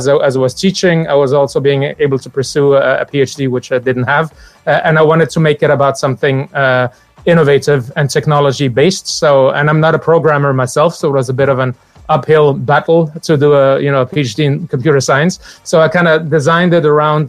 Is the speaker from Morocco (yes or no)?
yes; Morocco; moved away; also born or lived in Benin; I grew up in Morocco